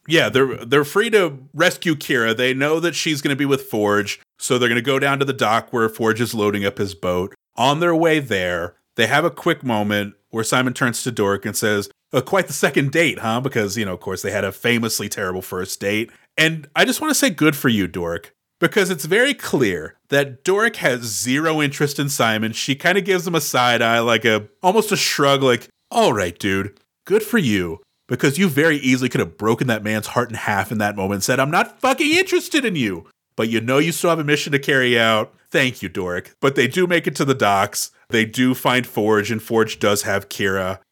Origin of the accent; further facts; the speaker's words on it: Houston, Texas, United States; I grew up in Houston, Texas.